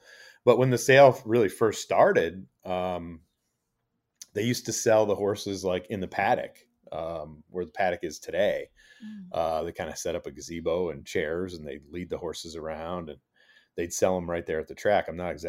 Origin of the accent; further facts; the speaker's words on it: Saratoga Springs, New York, United States; You know, I grew up here in Saratoga, so I have just, you know, memories of every year growing up